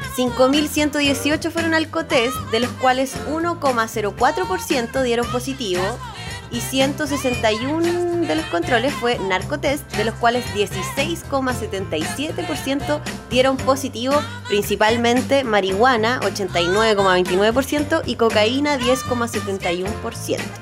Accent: Chile; somos chilenos

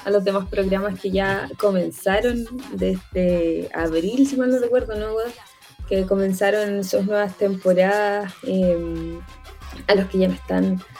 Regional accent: Concepción, Biobío, Chile; radio para mí me parece una escuela como de comunicaciones real muy importante para todas las personas que somos de, de, de Concepción

